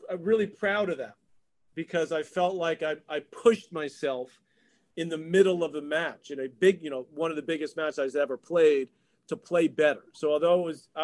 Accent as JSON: {"language": "English", "region": "New York", "country": "United States", "tie": "born or raised there", "said": "it's my hometown"}